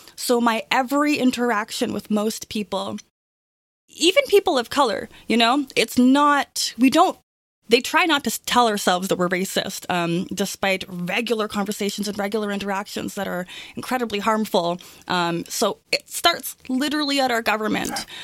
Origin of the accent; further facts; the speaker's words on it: Toronto, Ontario, Canada; I grew up in Toronto